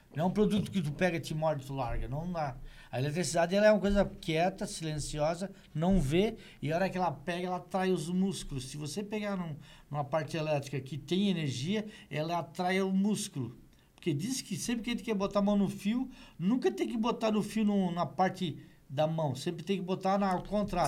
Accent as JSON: {"language": "Portuguese", "town": "Meleiro", "region": "Santa Catarina", "country": "Brazil", "tie": "born or raised there", "moved": "yes", "lives_now": "Criciúma, Brazil"}